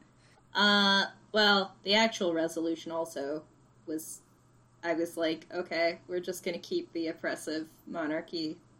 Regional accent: Arizona, United States; I'm from Arizona. Mm-hmm. Um, that's where my family lives

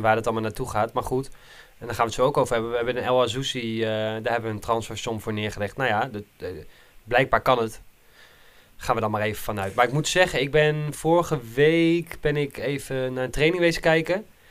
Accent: Nijkerk, Gelderland, Netherlands; ik was vroeger toen ik in Nijkerk opgroeide

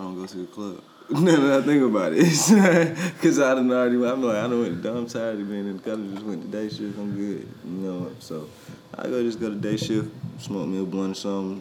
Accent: United States; also born or lived in Virginia Beach, Virginia / Washington, District of Columbia, United States; now in Atlanta, United States; I'm from Virginia Beach, but DC made me.

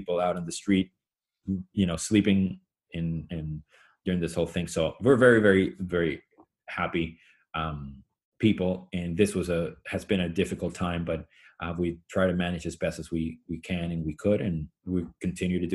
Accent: Venezuela; moved away; Where I grew up in Venezuela

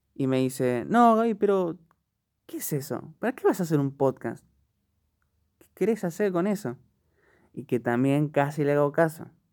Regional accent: Buenos Aires, Argentina; soy de Argentina, Buenos Aires

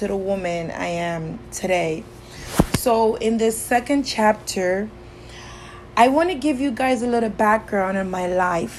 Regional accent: Kingston, Jamaica; I grew up in Kingston, Jamaica, and I grew up in the slums of Jamaica

